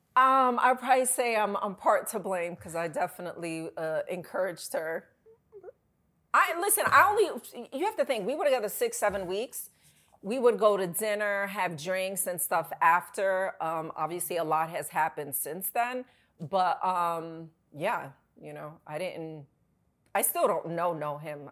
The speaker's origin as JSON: {"language": "English", "region": "New York", "country": "United States", "said": "I'm from New York"}